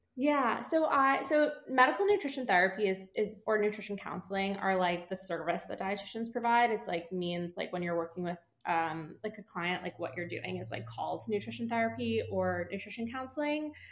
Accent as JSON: {"language": "English", "region": "East Coast", "country": "United States", "moved": "yes", "said": "I'm from the East Coast originally"}